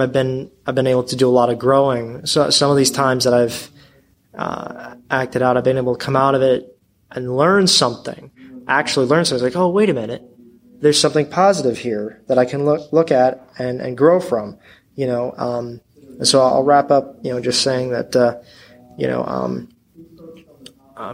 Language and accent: English; Baltimore, Maryland, United States; I'm from Baltimore